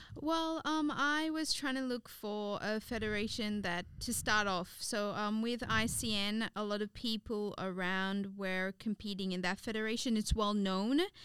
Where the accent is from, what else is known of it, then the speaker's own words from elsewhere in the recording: Seychelles; moved away as an adult; now in Australia; I was born here, but I grew up in the Seychelles.